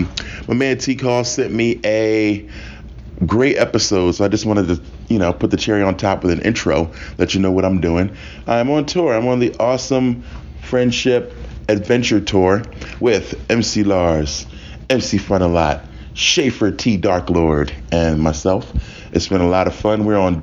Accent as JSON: {"language": "English", "town": "Philadelphia", "region": "Pennsylvania", "country": "United States"}